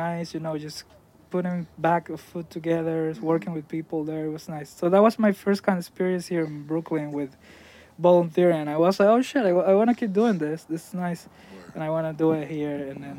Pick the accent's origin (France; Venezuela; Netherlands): Venezuela; Los Teques, Miranda; also born or lived in Florida / Atlanta; now in New York, United States; Los Teques is my hometown is small